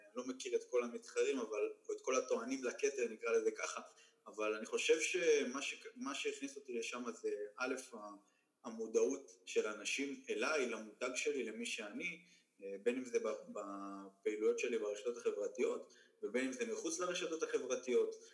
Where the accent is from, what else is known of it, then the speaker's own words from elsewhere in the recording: Ashdod, Southern District, Israel; also born or lived in Tiberias; אני גדלתי, ב... נולדתי בטבריה, בגיל 4-5 עברתי לאשדוד.